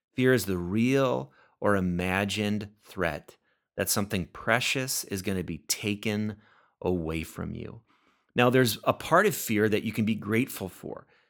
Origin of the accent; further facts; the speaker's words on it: Oxnard, California, United States; now in Minnesota, United States; I am from California, grew up in Oxnard, which is in Ventura County, just a little ways north of L A.